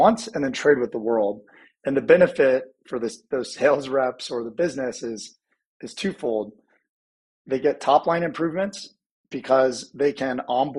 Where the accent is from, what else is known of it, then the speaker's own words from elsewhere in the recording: Indianapolis, Indiana, United States; I grew up in the Midwest, grew up in Indianapolis.